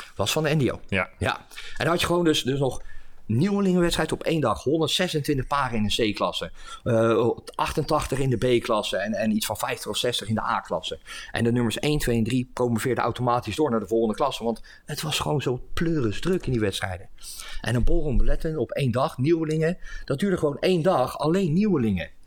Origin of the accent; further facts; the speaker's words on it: Leiden, South Holland, Netherlands; moved away as an adult; also born or lived in Steenbergen; now in The Hague, Netherlands; ik ben geboren en getogen in Leiden. En, en ik woon nu inmiddels in Den Haag